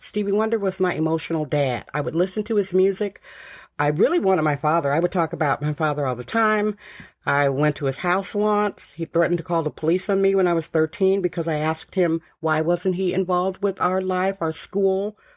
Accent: Milwaukee, Wisconsin, United States; moved away; also born or lived in San Francisco; I am originally from Milwaukee, Wisconsin.

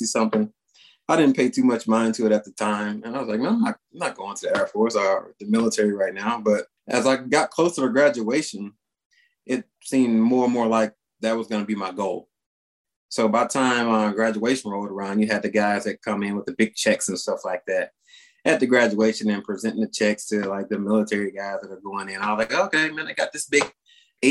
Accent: San Augustine, Texas, United States; I'm from a small town in Texas. It's called San Augustine, right there on the Louisiana border

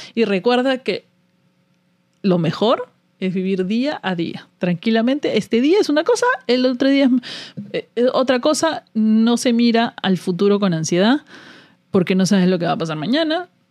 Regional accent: Peru; moved away as an adult; now in United States; Yo he salido del Perú. Salí de Perú con una visa de trabajo

